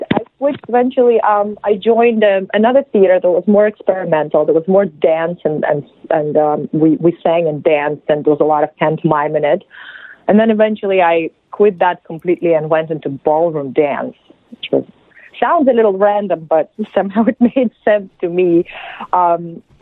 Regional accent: Belarus; English is a second language; moved away; I'm from Belarus. That's in Eastern Europe

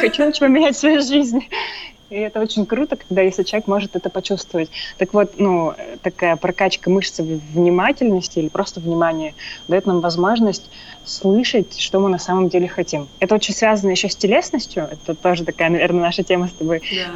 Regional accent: Perm, Perm Krai, Russia; я приехала в домой к себе, в, это, в Перми, я сама из Перми

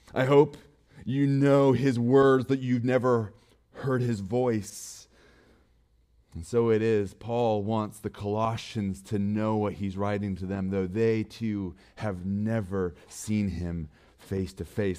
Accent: Montana, United States; I'm from Montana, so my for, phone number starts with four oh six.

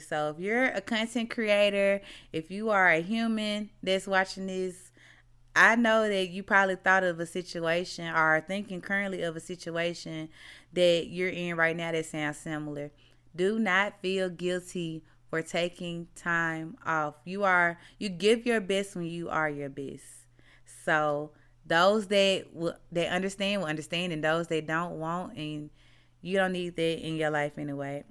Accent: Mississippi, United States; moved away as an adult; now in Texas, United States; So, y'all know I'm from Mississippi, right?

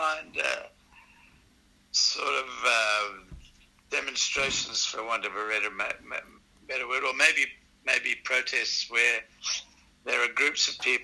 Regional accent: Zimbabwe; moved away as an adult; also born or lived in Manchester / Botswana / South Africa; now in Brisbane, Australia; growing up in Zimbabwe

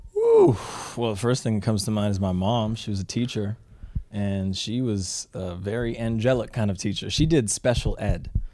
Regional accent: Canada; when I was growing up in Canada

